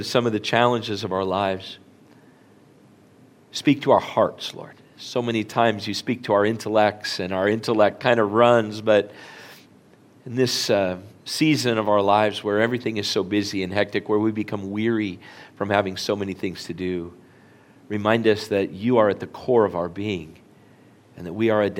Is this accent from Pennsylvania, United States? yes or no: no; Flagstaff, Arizona, United States; now in Orange, United States; when we grew up in Flagstaff, I don't think we knew it then, but we lived on the poor side of town